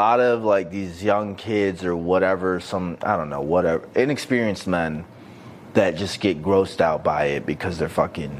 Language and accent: English; Detroit, Michigan, United States; accent: hood voice; Sorry about my hood voice. I'm from Detroit.